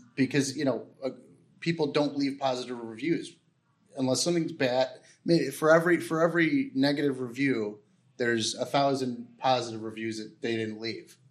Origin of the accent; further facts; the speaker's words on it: Chicago, Illinois, United States; I'm I'm from Chicago